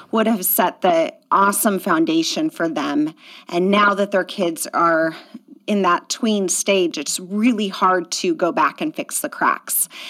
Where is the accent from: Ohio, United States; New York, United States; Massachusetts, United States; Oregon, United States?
Oregon, United States; outside of Portland; also born or lived in Southern California; now in Washington, United States; I grew up outside of Portland